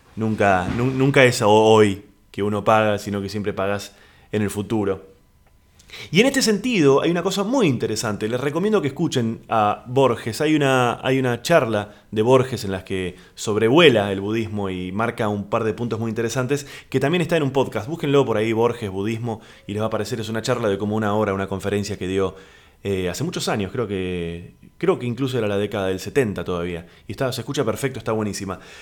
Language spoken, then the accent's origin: Spanish; Argentina; Aquí en Argentina le decimos departamento